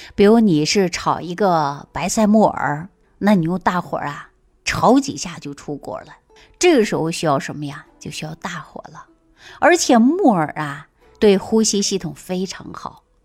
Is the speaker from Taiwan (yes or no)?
no; Northeast China, China; moved away; 我们东北老家啊，种玉米比较多嘛